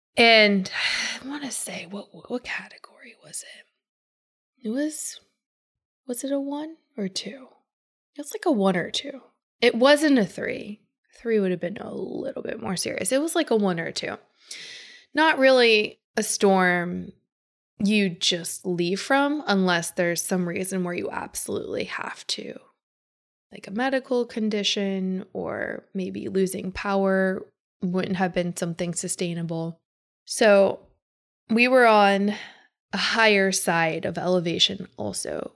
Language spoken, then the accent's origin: English; Pittsburgh, Pennsylvania, United States; moved away; also born or lived in Chicago; Where I grew up in Pittsburgh, we don't have hurricanes.